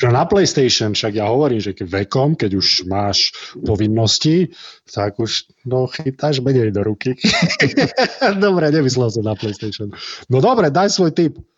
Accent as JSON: {"language": "Slovak", "town": "Nitra", "region": "Nitra Region", "country": "Slovakia", "said": "som z Nitry Ehm, na futbale som v Nitre bol asi dvakrát v živote, aj to do desiatich rokov"}